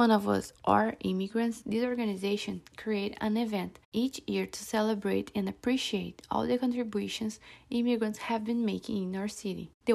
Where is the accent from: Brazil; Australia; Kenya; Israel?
Brazil; now in Philadelphia, United States; I'm from Brazil